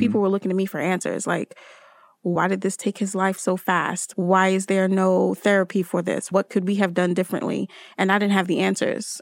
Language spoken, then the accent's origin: English; Newark, New Jersey, United States; also born or lived in Trinidad and Tobago; still am a Jersey girl 'cause I grew up in Newark, New Jersey